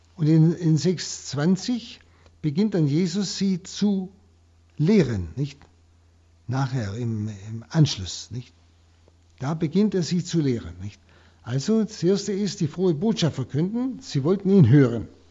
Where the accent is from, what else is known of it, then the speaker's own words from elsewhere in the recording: Germany; hier bei uns in Deutschland